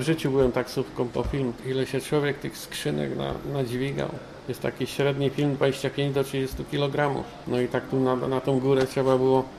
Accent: Poznań, Greater Poland, Poland; Ja jestem poznaniak. Moje początki z kinem zaczęły się właśnie w Poznaniu.

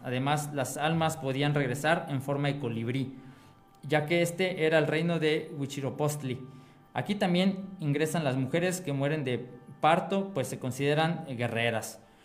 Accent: Mexico; also born or lived in Purépecha region, Michoacán

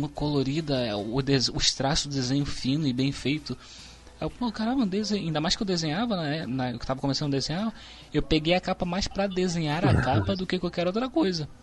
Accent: Rio de Janeiro, Brazil; eu sou carioca

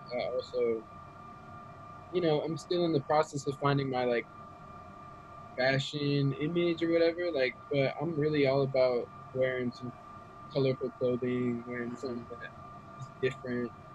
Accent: Raleigh, North Carolina, United States; I'm um, from Raleigh, North Carolina, mm-hmm. born and raised

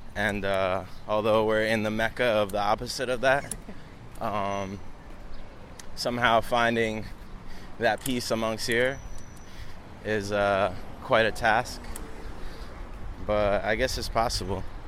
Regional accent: Long Island, New York, United States; now in New York City, United States; I'm originally from Long Island, New York

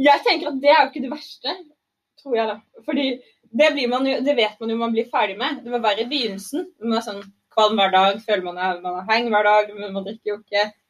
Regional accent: Arendal, Agder, Norway; jeg kommer jo fra Hisøy

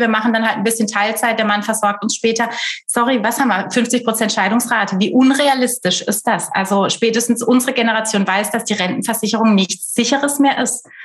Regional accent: Black Forest, Baden-Württemberg, Germany; also born or lived in Düsseldorf; komme aus dem Schwarzwald, lebe nach einigen städtischen Stationen auch wieder hier

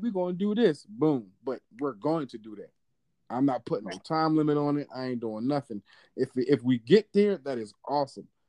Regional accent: Philadelphia, Pennsylvania, United States; now in Georgia, United States; I'm from Philly

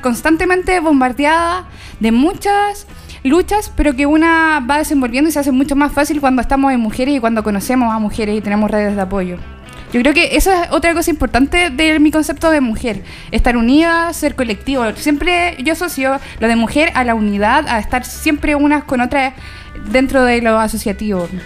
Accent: Coyhaique, Aysén, Chile; moved away; Yo soy de Coyhaique, bueno, siempre lo digo, tengo a la gente cabreada con que soy de Coyhaique

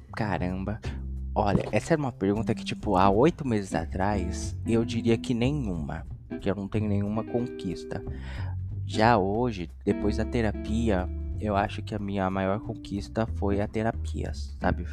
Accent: São Paulo, Brazil; also born or lived in Itaquaquecetuba; sou nascido e criado aqui mesmo em São Paulo

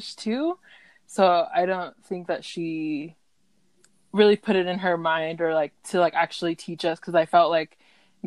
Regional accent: Deltona, Florida, United States; Alexis and I grew up in Deltona, Florida

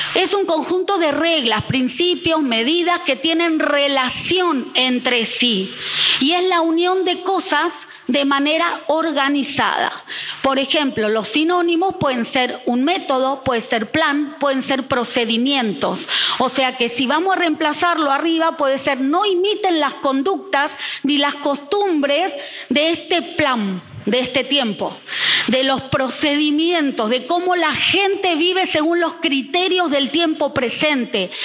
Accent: Buenos Aires, Argentina; moved away as an adult; also born or lived in Neuquén; now in Reconquista, Argentina; Yo que nací en Buenos Aires, eh, no es lo mismo en el barrio que me crié que en el barrio que se criaron mis hijos en Neuquén

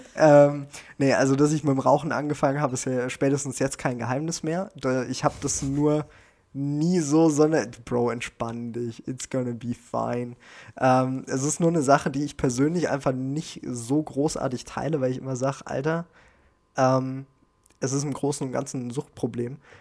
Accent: Germany; bei uns in Deutschland

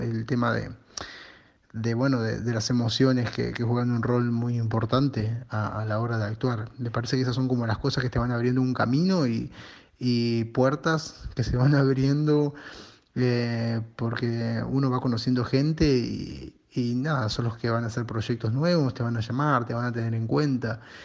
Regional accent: Uruguay; now in Montevideo, Uruguay; soy un actor uruguayo

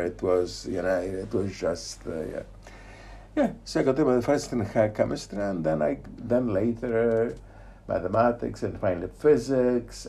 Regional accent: Poznań, Greater Poland, Poland; moved away; I was born in Poznan. Yes. In uh, 1954.

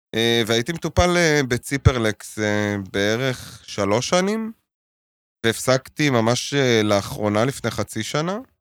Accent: Jerusalem, Jerusalem District, Israel; now in Tel Aviv, Israel; גדלתי בקטמון, בירושלים

